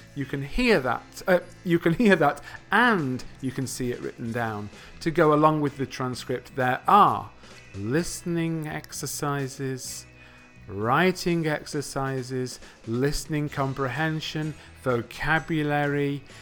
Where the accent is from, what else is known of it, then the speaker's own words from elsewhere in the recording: England, United Kingdom; first language English; I come from a country called England.